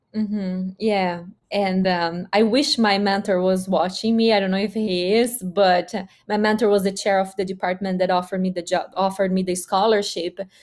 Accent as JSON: {"language": "English", "country": "Brazil", "also_born_or_lived": "Mississippi, United States", "first_language": "Portuguese", "second_language": "English", "moved": "as an adult", "lives_now": "Massachusetts, United States", "said": "I'm a girl from Brazil, from the countryside"}